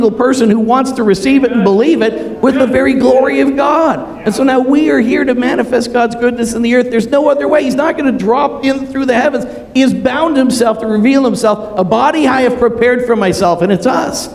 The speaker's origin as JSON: {"language": "English", "town": "Toronto", "region": "Ontario", "country": "Canada", "tie": "born or raised there", "also_born_or_lived": "Montreal", "said": "I was born in Toronto."}